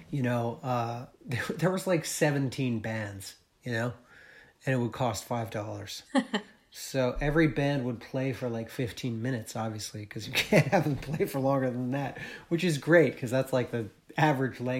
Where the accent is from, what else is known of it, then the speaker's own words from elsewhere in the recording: New England, United States; growing up in New England, like there wasn't much of a punk scene uh, where I where I lived.